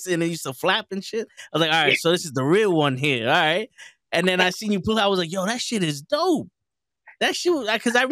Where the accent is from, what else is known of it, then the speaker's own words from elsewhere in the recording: New York, United States; we're from New York